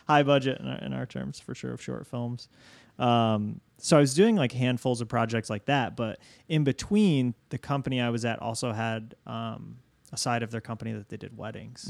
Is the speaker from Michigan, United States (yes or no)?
yes; Niles, Michigan, United States; now in Chicago, United States; I grew up in, in Southwest Michigan